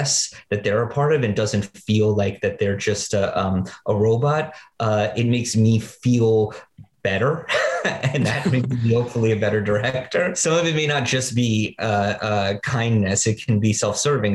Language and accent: English; New York City, New York, United States; Growing up in Greenwich Village in the 80s